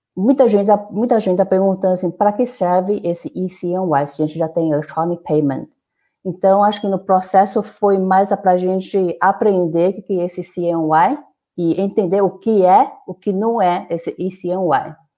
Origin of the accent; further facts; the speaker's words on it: Brazil; moved away as an adult; also born or lived in Finland / China; eu saí do Brasil faz mais de 20 anos